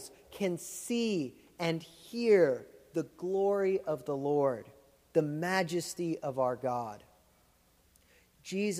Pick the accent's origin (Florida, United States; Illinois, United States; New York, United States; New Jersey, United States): Florida, United States; moved away; I grew up in Florida, which is like the theme park